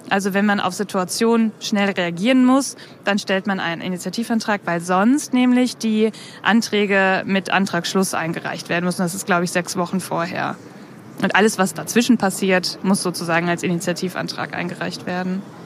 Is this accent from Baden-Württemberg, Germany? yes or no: no; Bielefeld, North Rhine-Westphalia, Germany; Ich komme aus Bielefeld